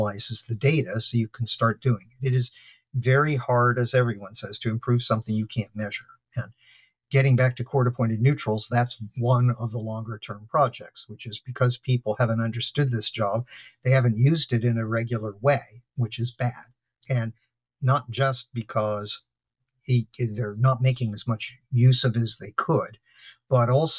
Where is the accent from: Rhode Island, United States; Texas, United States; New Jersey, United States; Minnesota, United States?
New Jersey, United States; Trenton; I was born in Trenton, New Jersey